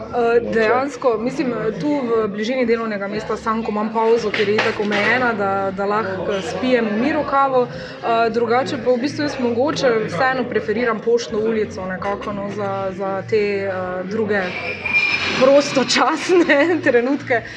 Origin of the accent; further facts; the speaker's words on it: Maribor, Styria, Slovenia; smo Mariborčani